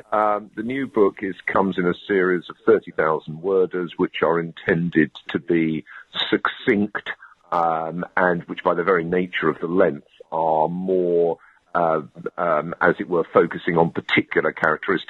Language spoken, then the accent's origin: English; London, United Kingdom; moved away as an adult; also born or lived in Cambridge / Oxford / Durham / Exeter; I grew up in London